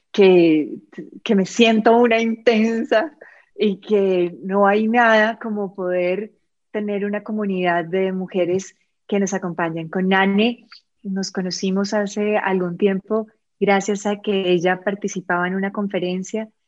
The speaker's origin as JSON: {"language": "Spanish", "country": "Costa Rica", "said": "nos dimos la oportunidad de, como comunidad, acompañarnos como ticos en Madrid, eh, porque yo me siento tica"}